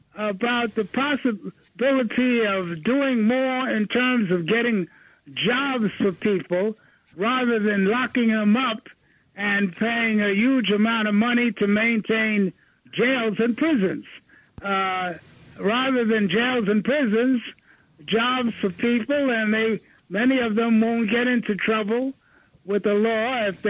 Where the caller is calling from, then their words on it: Brooklyn, New York, United States; from Brooklyn.